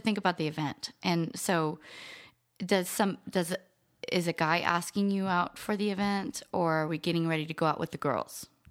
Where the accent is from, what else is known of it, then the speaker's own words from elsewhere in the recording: New Orleans, Louisiana, United States; I grew up in New Orleans